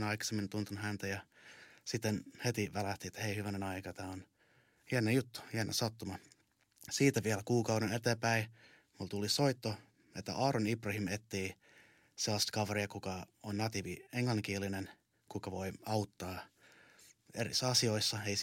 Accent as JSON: {"language": "Finnish", "country": "Canada", "moved": "yes", "lives_now": "Finland", "said": "mä oon Kanadan suomalainen. Mä muutin Suomeen vuonna 2002."}